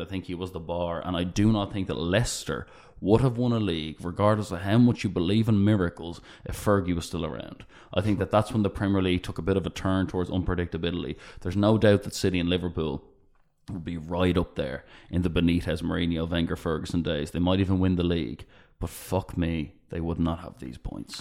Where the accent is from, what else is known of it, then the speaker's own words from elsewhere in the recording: Ireland; we're from Ireland